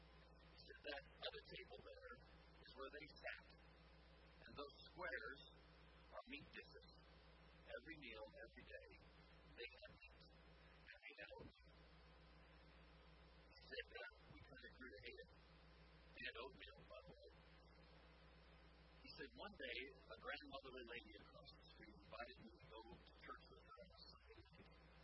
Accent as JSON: {"language": "English", "region": "California", "country": "United States", "tie": "born or raised there", "also_born_or_lived": "India", "said": "a difference that I was brought up in California and in India. It makes a difference."}